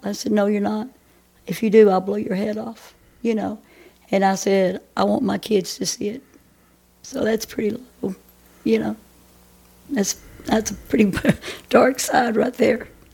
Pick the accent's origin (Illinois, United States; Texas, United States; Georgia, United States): Texas, United States; Athens; also born or lived in Grand Prairie, Texas; now in Murchison, United States; I was raised down here in Athens